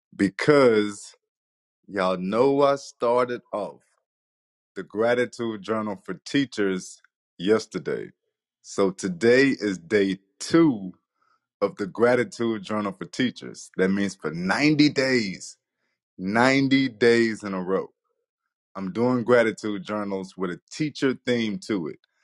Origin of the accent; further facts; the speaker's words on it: Nacogdoches, Texas, United States; also born or lived in Earle, Arkansas / Rusk, Texas; I'm in fourth grade, and I have just moved from a small town to Nacogdoches, Texas. I'm coming from Earl, Arkansas, to Rusk, Texas